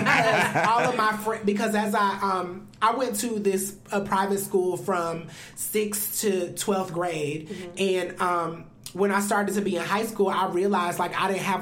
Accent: Atlanta, Georgia, United States; I was born in Piedmont, but I grew up off Cascade. Like that's, you know, my parents still live in the house where I grew up in.

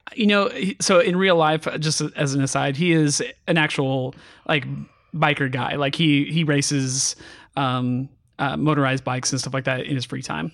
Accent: California, United States; I grew up in California

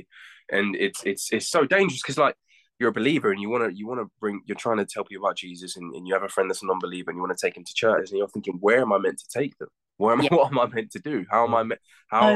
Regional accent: United States; moved away; When I grew up in the States

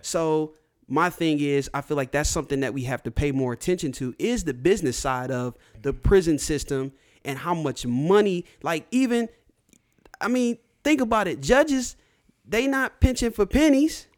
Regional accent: United States; being born and raised in America, being an African American

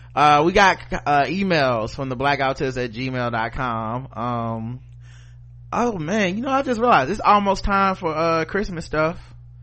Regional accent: New York City, New York, United States; I'm from New York, and most people here do not know American chattel slavery began in New York City as part of the Dutch slave trade in the 1600s.

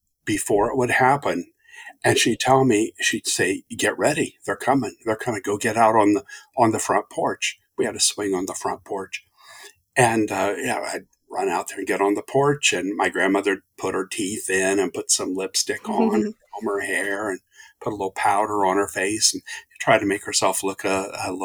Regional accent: Southern Ohio, United States; now in Phoenix, United States; I'm from Southern Ohio originally

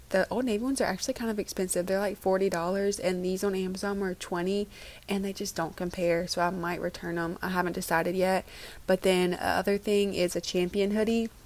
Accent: Oxford, Mississippi, United States; born or raised there; moved away

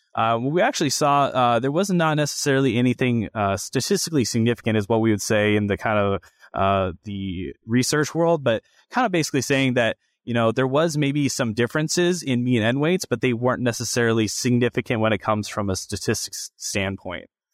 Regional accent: Grinnell, Iowa, United States; I'm originally from Grinnell, Iowa

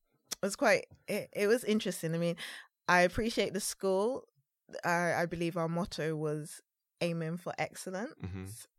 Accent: London, United Kingdom; I've mostly lived in East.

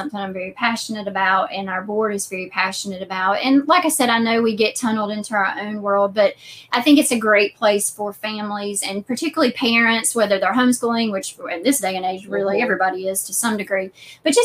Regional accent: Western North Carolina, United States; now in Eastern North Carolina, United States; I grew up in Western North Carolina

